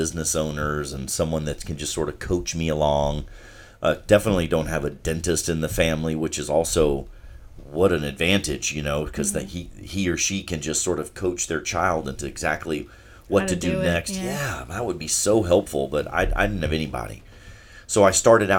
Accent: Charleston, South Carolina, United States; I'm from Charleston, and I love the city

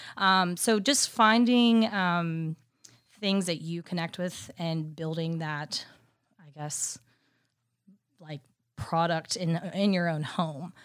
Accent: Dallas, Texas, United States; moved away as an adult; now in Nashville, United States; I'm originally from Dallas, Texas

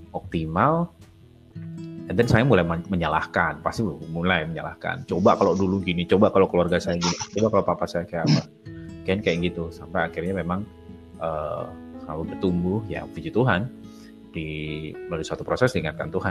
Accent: Denpasar, Bali, Indonesia; Denpasar. Sekolah swasta yang paling bagus di situ, paling mahal.

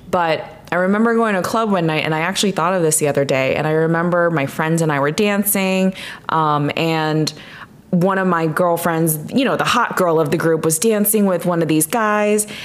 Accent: District of Columbia, United States; also born or lived in Chicago; growing up in D- the DC area for me, very big metropolitan areas

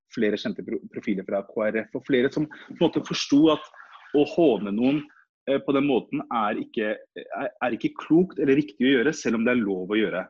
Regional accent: Norway; vi som er født og oppvokst i Norge

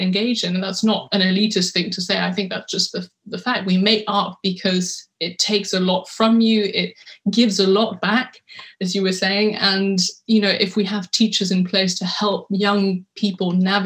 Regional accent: London, United Kingdom; I was born in London, I went to a French school, and I think culturally, you know, I grew up in a very French environment.

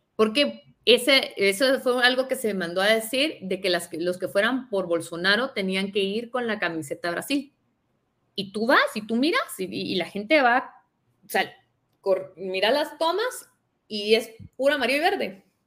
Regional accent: Guatemala; nosotros somos de Guatemala

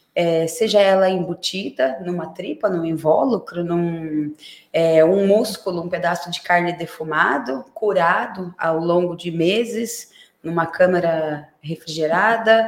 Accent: Santos, São Paulo, Brazil; now in São Roque, Brazil; eu sou Santista

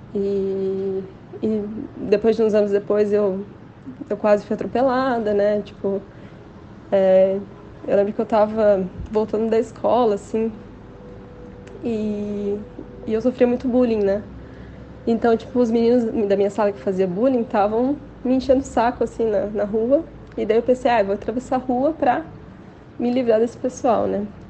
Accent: Joinville, Santa Catarina, Brazil; also born or lived in Florianópolis; Eu sou daqui de Joinville

